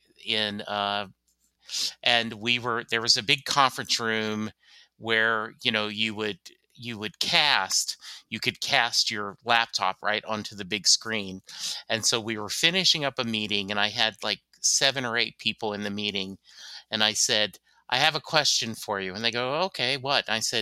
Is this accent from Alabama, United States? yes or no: no; Louisiana, United States; born there; also born or lived in Germany; I was born in Louisiana. I've lived in the U.S. my whole life, except for like a year in Germany because my dad was stationed there